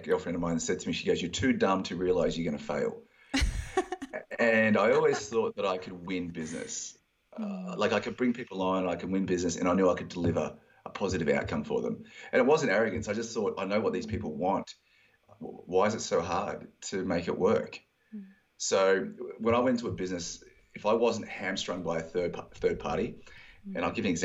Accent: Australia; So I got home back to Australia

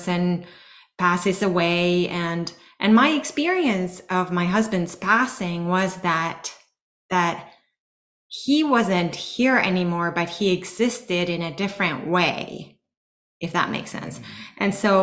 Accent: Finland; moved away; I'm from Finland. I grew up in Finland.

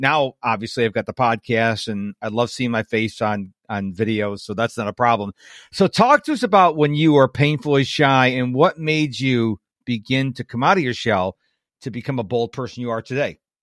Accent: Western New York, United States; I'm from Western New York, so we had the, uh, junior, middle school, we call it junior high

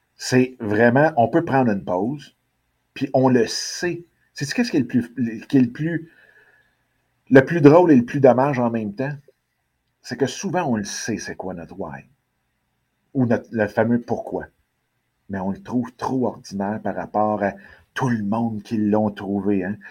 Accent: Quebec, Canada; la ville où est-ce que je suis, qui est ma ville natale

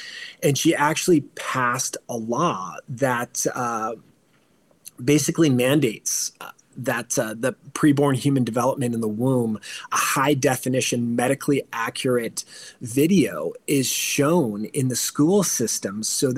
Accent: California, United States; So I came from California also

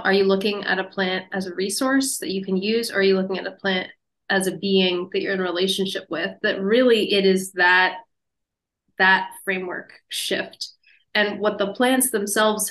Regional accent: Pennsylvania, United States; Japanese knotweed was growing in my backyard where I grew up in Pennsylvania

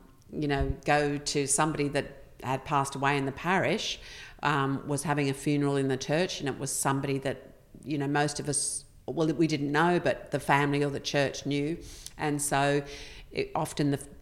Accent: Queensland, Australia; moved away; also born or lived in London; that easy background growing up in Queensland.

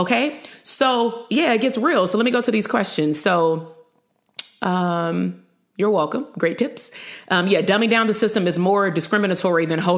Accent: Compton, California, United States; also born or lived in Bay Area, California; I grew up in Compton

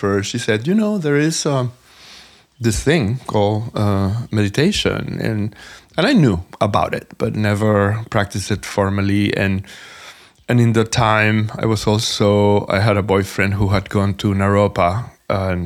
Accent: Venezuela; moved away as an adult; also born or lived in New York; I am originally from Venezuela, and I moved to New York in 1994 to dance.

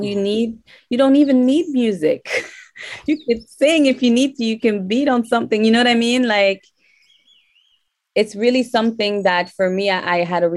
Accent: Canada; English is a second language; I grew up in Canada

